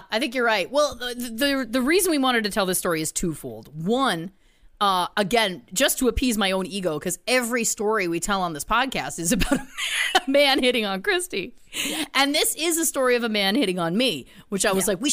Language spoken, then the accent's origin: English; Belleville, Ontario, Canada; moved away; also born or lived in Toronto; I was living in Toronto at the time, but we had gone back to my hometown of Belleville, where my parents live